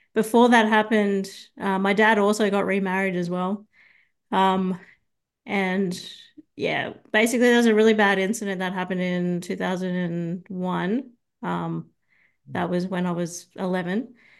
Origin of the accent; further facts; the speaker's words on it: Sydney, New South Wales, Australia; now in Brisbane, Australia; originally, I'm from Sydney, but I moved to, uh, Brisbane about thirteen years ago